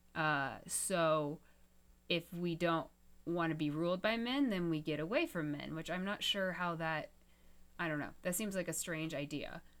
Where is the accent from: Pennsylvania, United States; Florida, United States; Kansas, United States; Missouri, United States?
Kansas, United States; Topeka; I grew up in Topeka, Kansas with Westboro Baptist Church